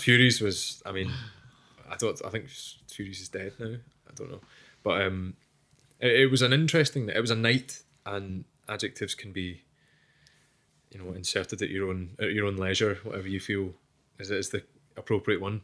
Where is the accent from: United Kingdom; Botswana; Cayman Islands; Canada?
United Kingdom; We're super British.